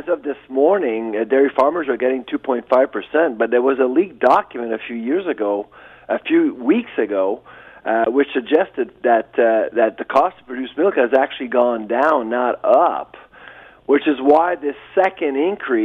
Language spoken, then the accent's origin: English; Canada; as a Canadian